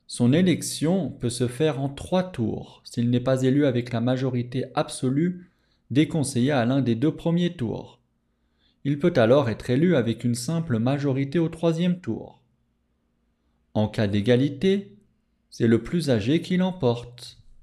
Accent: France; je suis français

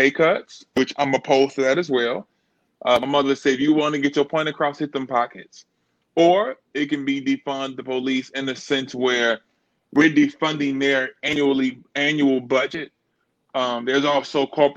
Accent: Chicago, Illinois, United States; me being from born and raised in Chicago

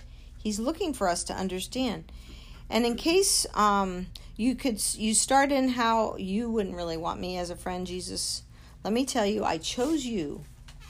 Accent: United States; we as Americans, as American Christians

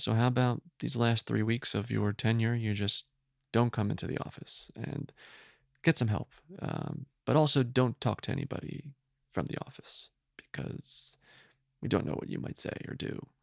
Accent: Woodbridge, New Jersey, United States; moved away; from New Jersey originally

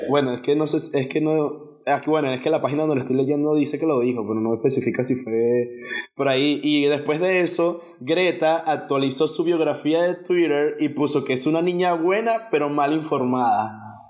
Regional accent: Venezuela; somos venezolanos

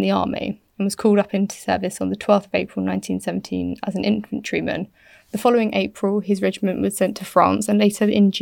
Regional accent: United Kingdom; I'm British.

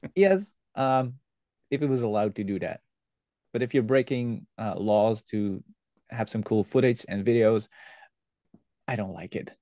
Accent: West Flanders, Belgium; English is a second language; we are from the West Flanders and that's why it's real difficult for us to say the G and the H. That's why the G sounds like an H for me.

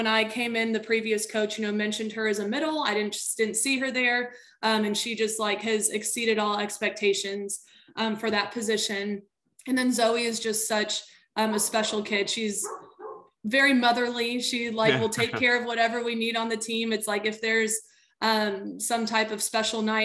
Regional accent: Houston, Texas, United States; I am from the Clear Lake area. That's just where I grew up. I went to Clear Lake High School, played volleyball there

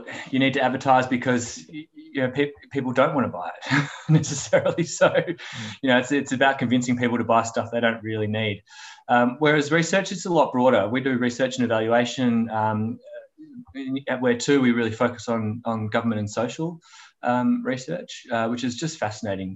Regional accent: Melbourne, Victoria, Australia; I'm a Melbourne boy. Yeah, grew up in Melbourne. Lived here my whole life.

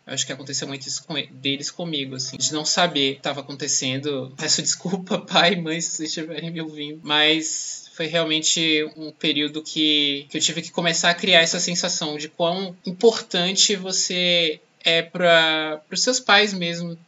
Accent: Bahia, Brazil; moved away as an adult; now in São Paulo, Brazil; eu sou baiano, é um rótulo que que, que não me escapa

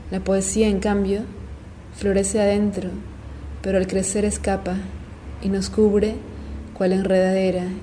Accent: Peru; soy peruana.

